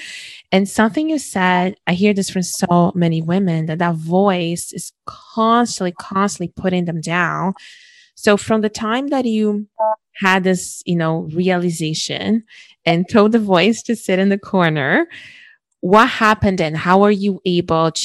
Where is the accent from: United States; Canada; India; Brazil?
Brazil; growing up in Brazil, in a very dangerous country